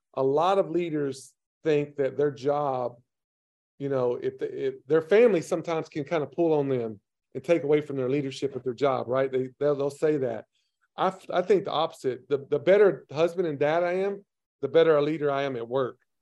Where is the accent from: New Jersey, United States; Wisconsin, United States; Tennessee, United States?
Tennessee, United States; I had a very dysfunctional, broken home growing up in Tennessee